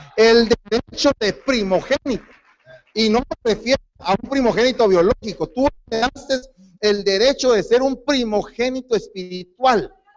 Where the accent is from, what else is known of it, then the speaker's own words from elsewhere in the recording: Guatemala; moved away; Yo soy guatemalteco